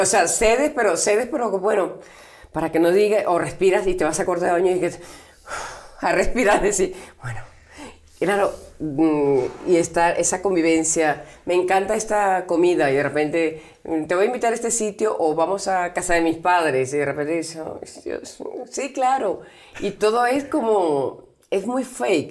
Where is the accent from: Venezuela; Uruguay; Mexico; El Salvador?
Venezuela; soy venezolana